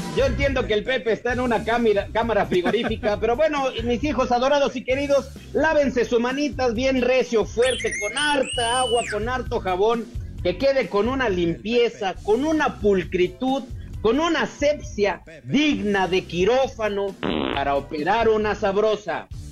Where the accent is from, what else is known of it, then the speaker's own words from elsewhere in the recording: Querétaro, Mexico; yo soy de Querétaro